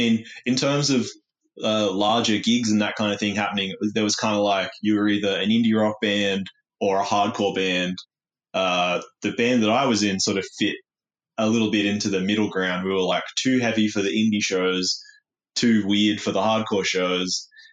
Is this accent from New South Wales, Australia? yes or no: yes; Newcastle, New South Wales, Australia; I've always been growing up in Newcastle